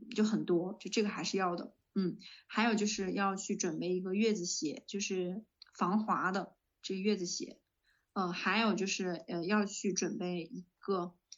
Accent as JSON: {"language": "Chinese", "region": "northern China", "country": "China", "said": "我是北方人"}